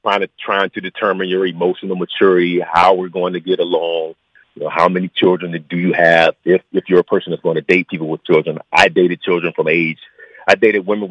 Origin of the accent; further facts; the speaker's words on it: Ohio, United States; moved away as an adult; now in Los Angeles, United States; I grew up in Ohio